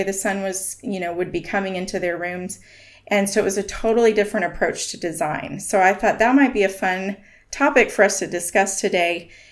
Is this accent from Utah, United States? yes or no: yes; Park City, Utah, United States; I grew up in Park City, Utah, which is up in the Wasatch Mountains